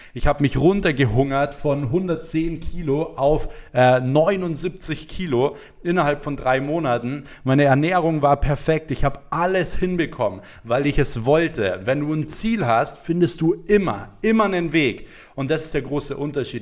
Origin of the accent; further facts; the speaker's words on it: Germany; bei uns in Deutschland